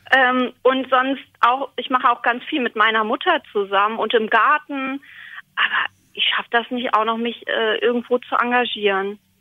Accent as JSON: {"language": "German", "town": "Stadthagen", "region": "Lower Saxony", "country": "Germany", "said": "Ich komme aus Stadthagen in Niedersachsen."}